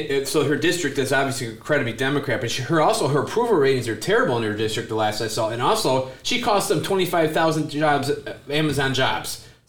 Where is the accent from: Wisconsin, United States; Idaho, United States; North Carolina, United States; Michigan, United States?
Michigan, United States; I come from Michigan